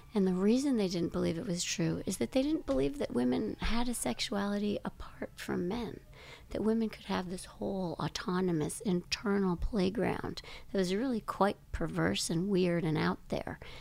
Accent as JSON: {"language": "English", "town": "Grand Rapids", "region": "Michigan", "country": "United States", "tie": "born or raised there", "said": "I grew up in Grand Rapids, Michigan"}